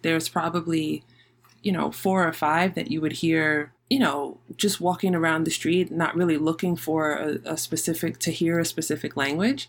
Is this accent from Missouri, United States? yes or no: no; New York City, New York, United States; also born or lived in Manhattan / Queens; I was physically born in Manhattan, but I grew up and I was raised in the Bronx.